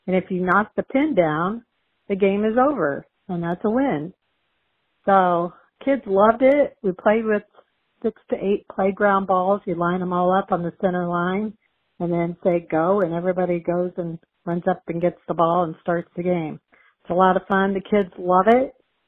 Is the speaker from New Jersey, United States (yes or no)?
no; Plainfield, Illinois, United States; I'm from Plainfield, Illinois.